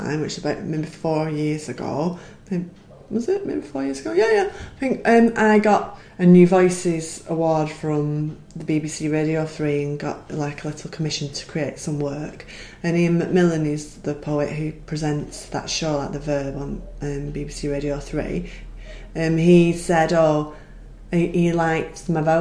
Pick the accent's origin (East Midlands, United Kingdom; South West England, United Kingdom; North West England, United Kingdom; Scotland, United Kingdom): North West England, United Kingdom; Wigan; accent: Wigan; also born or lived in London; moved back to Wigan, and became more broad, and then went to university, lost it a little bit, then settled in Wigan, and I've got a Wigan accent again